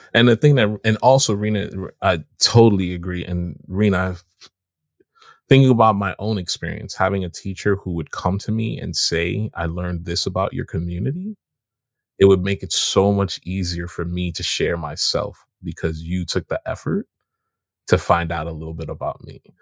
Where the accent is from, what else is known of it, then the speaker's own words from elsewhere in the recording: Jamaica; now in United States; as a Jamaican immigrant